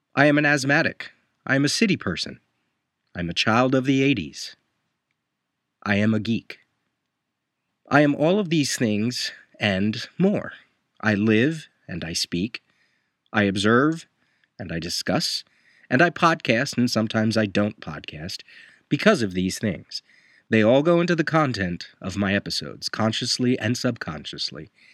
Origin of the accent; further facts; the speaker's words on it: Puerto Rico; I am a Puerto Rican